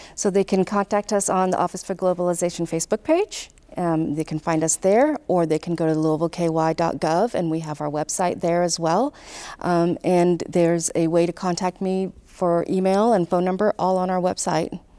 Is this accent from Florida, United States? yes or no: no; Irvine, California, United States; moved away as an adult; also born or lived in Pakistan; now in Louisville, United States; My family migrated to Southern California, grew up in Southern California